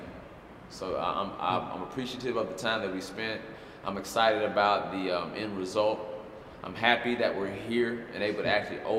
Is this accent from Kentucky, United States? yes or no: yes; Louisville, Kentucky, United States; moved away as an adult; now in Atlanta, United States; I'm from Louisville, Kentucky